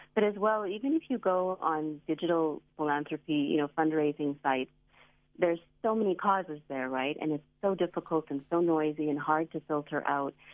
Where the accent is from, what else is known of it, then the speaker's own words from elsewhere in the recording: Canada; now in South Africa; I grew up in Canada